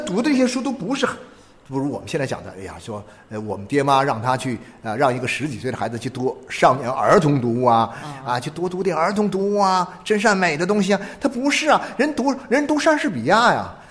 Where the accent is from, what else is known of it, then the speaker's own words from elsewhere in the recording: China; 在我们中国人的生活的语境里面